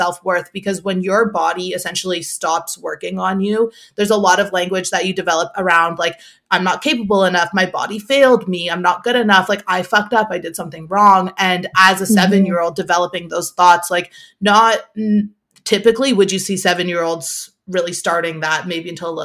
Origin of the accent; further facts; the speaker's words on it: Toronto, Ontario, Canada; I'm from Toronto